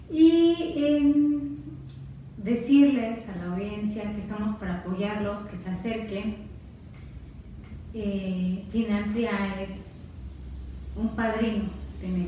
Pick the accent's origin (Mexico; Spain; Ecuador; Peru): Mexico; nuestra cultura como mexicanos